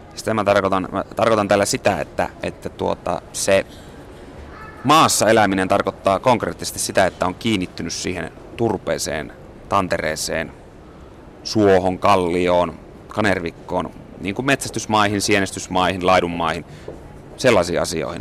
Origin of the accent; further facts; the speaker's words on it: Kainuu, Finland; moved away as an adult; now in Helsinki, Finland; olen syntynyt Kainuussa, Kainuussa ja asunut siellä 20 vuotta. Mutta sitten kun minä muutin, muutin Helsinkiin